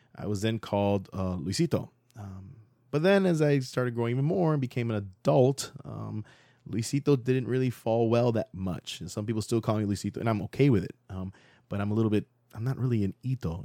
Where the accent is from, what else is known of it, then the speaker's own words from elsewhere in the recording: Central Florida, United States; also born or lived in Miami, Florida; I left when I was, like, seven and moved to Central Florida when I was around that age